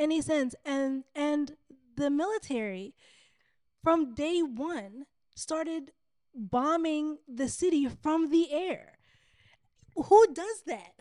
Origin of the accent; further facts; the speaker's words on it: Sudan; moved away as an adult; I'm from Sudan.